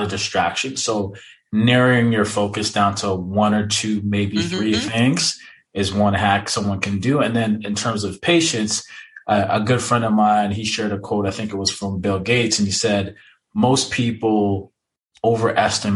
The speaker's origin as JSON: {"language": "English", "country": "Jamaica", "said": "I am Jamaican"}